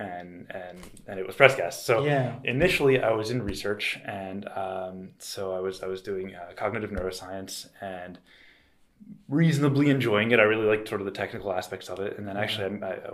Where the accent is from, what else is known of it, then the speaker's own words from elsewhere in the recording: Delaware, United States; moved away as an adult; also born or lived in France; I grew up in Delaware, which is a small state outside of just south